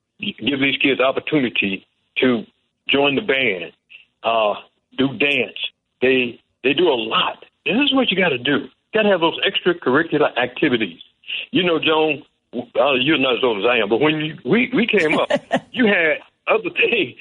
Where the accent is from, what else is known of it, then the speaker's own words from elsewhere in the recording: Chicago, Illinois, United States; But I grew up in Chicago, and I know what happened. I know how I was treated when I was a kid in Chicago